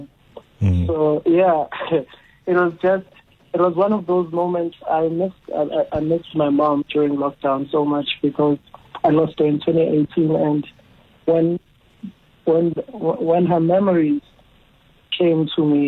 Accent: QwaQwa, Free State, South Africa; also born or lived in Pietermaritzburg, KwaZulu-Natal; I was born in Pietermaritzburg, KZN, and my mom was working in the Free State. So after a year or two of my birth, I moved and stayed with her in Kwakwa, mm-hmm. the Free State. And that's where I spent most of my years from pre-primary up to high school

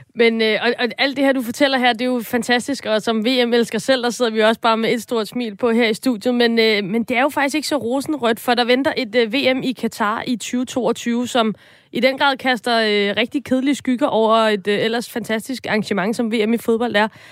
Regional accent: Copenhagen, Capital Region of Denmark, Denmark; jeg er fra København

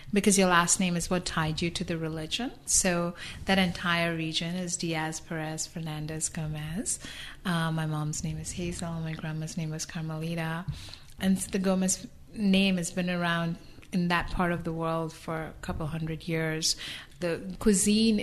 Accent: South India, India; moved away as an adult; now in Atlanta, United States; I haven't lived in India for 30 years. They may be my roots, but I haven't lived there in 30 years

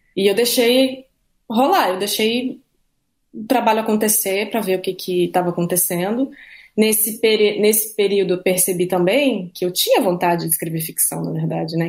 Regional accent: Santa Catarina, Brazil; moved away; also born or lived in Rio de Janeiro; Eu morava no Rio há um ano, cresci em Santa Catarina, uma cidade pequena

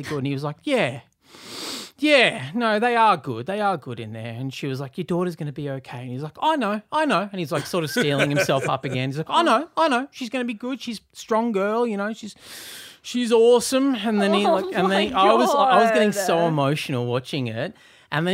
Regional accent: Newcastle, New South Wales, Australia; now in Sydney, Australia; not that I grew up in the country, but in Newcastle

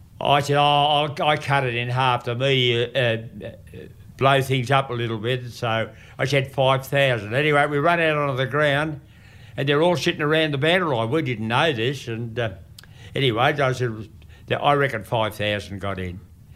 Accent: Ascot Vale, Victoria, Australia; born there; which I was born in Ascot Vale, that's Essendon District.

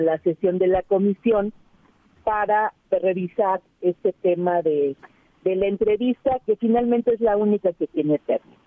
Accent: Iztapalapa, Mexico City, Mexico; yo soy parte de Iztapalapa

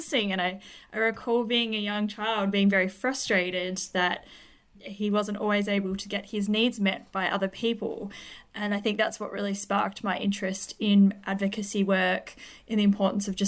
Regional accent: Tasmania, Australia; also born or lived in Hobart; I am a psychologist living in Hobart in Tasmania. I grew up in Tas, so this is where all my study

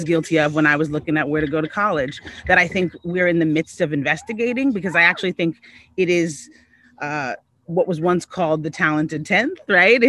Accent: Connecticut, United States; I grew up in Connecticut. I grew up surrounded by whiteness

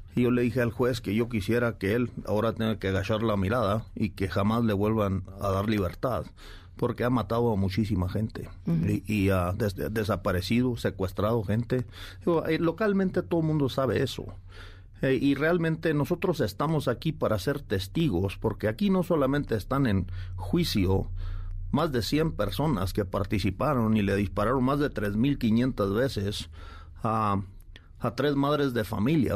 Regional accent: Mexico

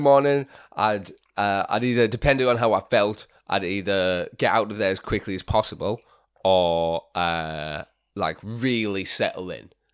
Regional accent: Fremantle, Western Australia, Australia; moved away; also born or lived in England; I grew up in Fremantle

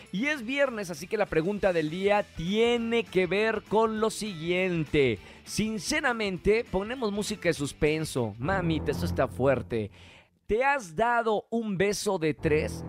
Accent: Monterrey, Nuevo León, Mexico; accent: northern; now in Mexico City, Mexico; soy de Monterrey, aquí en la capital

